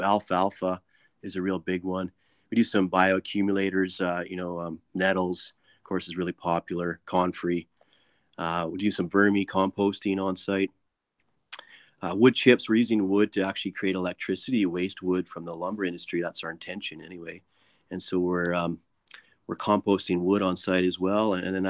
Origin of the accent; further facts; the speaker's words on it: Alberta, Canada; And from that time, I was from Alberta, and it just blew my mind that it was so open and accepted there.